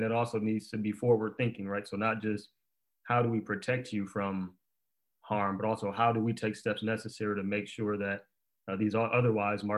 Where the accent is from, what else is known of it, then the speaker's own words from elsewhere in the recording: Detroit, Michigan, United States; growing up in Detroit